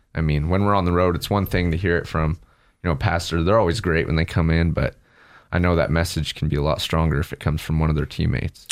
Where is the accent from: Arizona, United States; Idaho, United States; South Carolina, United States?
Idaho, United States; Riggins; also born or lived in Nampa, Idaho / Middleton, Idaho; family moved up there. And that's where I spent the rest of my childhood and high school